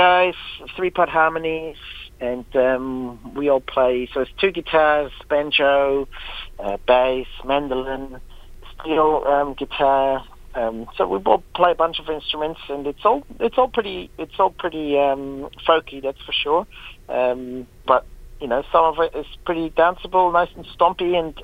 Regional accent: Switzerland; now in New Plymouth, New Zealand; I'm originally from Switzerland

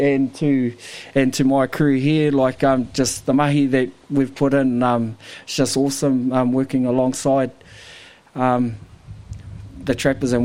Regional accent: Dannevirke, Manawatū-Whanganui, New Zealand; I'm born and raised in Dannevirke

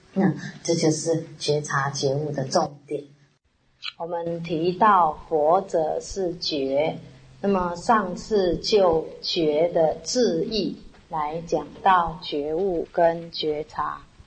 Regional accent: Taiwan; 我们台湾人

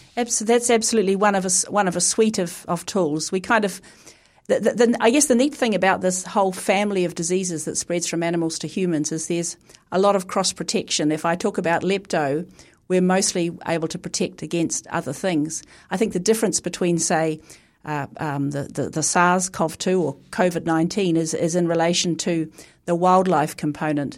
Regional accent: Christchurch, Canterbury, New Zealand; as a Pākehā Kiwi growing up in Christchurch

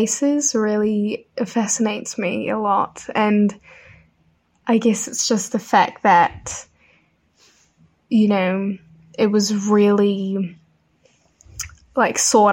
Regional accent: Dunedin, Otago, New Zealand; I was obviously born and brought up in Dunedin

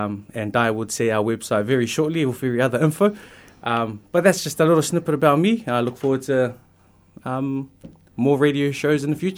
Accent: Auckland, New Zealand; moved away as an adult; now in Christchurch, New Zealand; I am originally from South Auckland. I've only been in the South Island Christchurch since the beginning of February, beginning of this year.

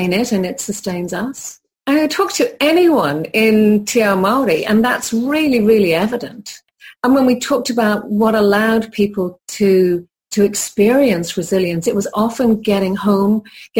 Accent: Ireland; also born or lived in Italy; now in New Zealand; I'm originally from Ireland, I've lived in Italy

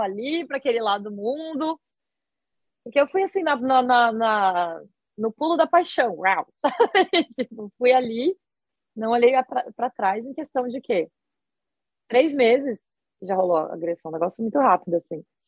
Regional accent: Brazil; moved away as an adult; also born or lived in Osaka, Japan; now in Japan; eu sou brasileira

